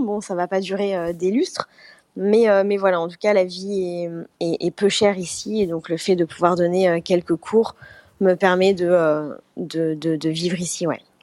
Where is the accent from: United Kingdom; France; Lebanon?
France; moved away as an adult; now in Bali, Indonesia; chez moi en France, dans ma petite ville